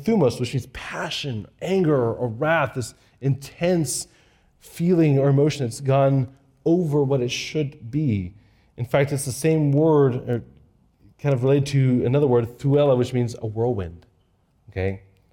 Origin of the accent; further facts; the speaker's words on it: Japan; When I was a kid growing up in Japan, we walked everywhere. We bicycled everywhere.